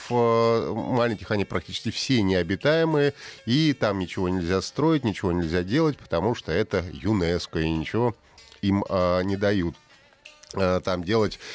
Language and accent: Russian; Russia; я из России